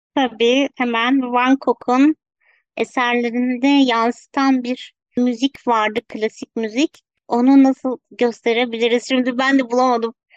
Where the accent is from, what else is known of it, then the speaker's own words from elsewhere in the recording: Ankara, Turkey; 1984 Ankara doğumluyum